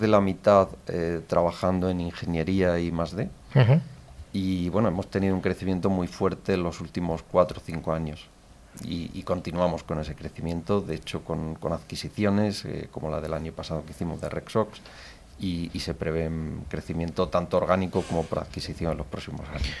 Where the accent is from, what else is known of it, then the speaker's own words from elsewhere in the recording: Pegalajar, Andalusia, Spain; Yo nací en Pegalajar, es un pueblo de, Jaén, de la comarca de Sierra Mágina.